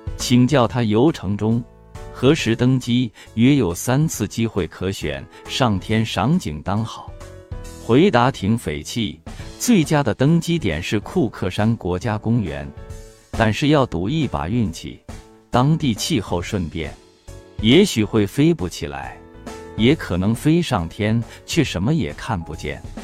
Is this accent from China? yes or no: yes; Shanghai, China; 我们来自中国上海